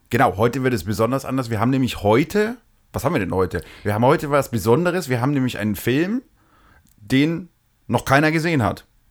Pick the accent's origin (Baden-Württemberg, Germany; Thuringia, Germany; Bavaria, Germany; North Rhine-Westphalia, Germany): Bavaria, Germany; Franconia; wir sind ja aus Franken